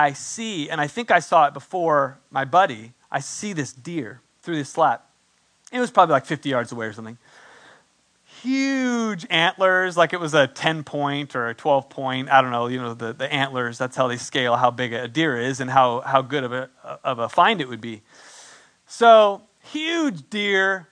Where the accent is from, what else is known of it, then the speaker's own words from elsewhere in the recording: San Diego, California, United States; moved away; also born or lived in San Antonio, Texas; I'm from San Diego